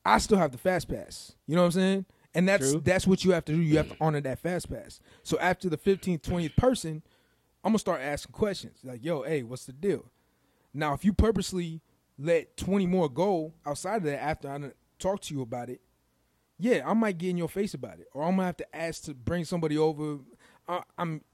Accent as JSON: {"language": "English", "town": "Chicago", "region": "Illinois", "country": "United States", "said": "I'm from Chicago. I love Chicago"}